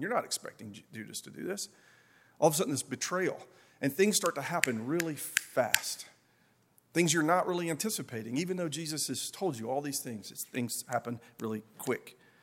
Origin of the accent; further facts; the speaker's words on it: Appalachia, United States; accent: Appalachian; my Appalachian accent really comes out